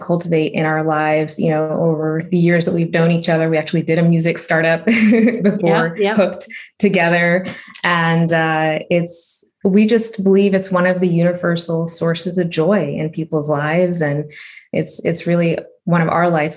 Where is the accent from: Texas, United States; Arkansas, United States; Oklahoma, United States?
Oklahoma, United States; a small town in; also born or lived in Chicago / India; growing up in a small town in the middle of the country as an Indian immigrant